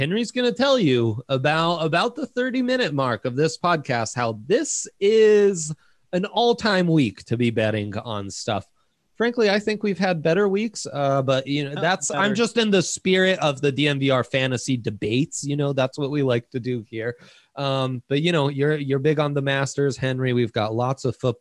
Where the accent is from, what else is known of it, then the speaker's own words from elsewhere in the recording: Italy; now in United States; I didn't get Thanksgiving growing up in Italy, and then I moved to the States